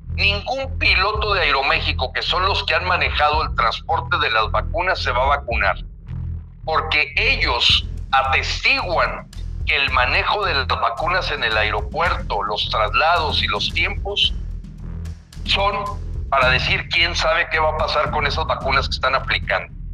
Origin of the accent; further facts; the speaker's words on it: Mexico; así somos muchos mexicanos